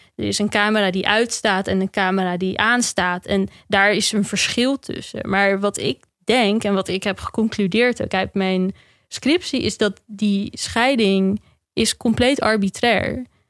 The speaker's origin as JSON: {"language": "Dutch", "country": "Netherlands", "said": "Wij als Nederlanders zijn vrij nuchter"}